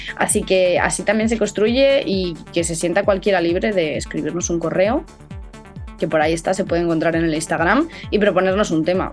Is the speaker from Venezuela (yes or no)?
no; Castile, Spain; ser castellano en el siglo XXI es pues eso, pertenecer a una tierra un poco olvidada, por nosotros mismos muchas veces también